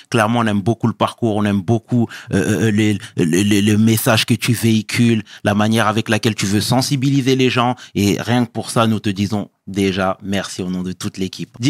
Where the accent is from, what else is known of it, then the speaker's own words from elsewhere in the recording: Oran, Oran Province, Algeria; moved away as an adult; also born or lived in Toulon, France / Paris, France; now in France; Alors moi, je suis né en Algérie, à Oran. D'accord. Euh, de parents algériens.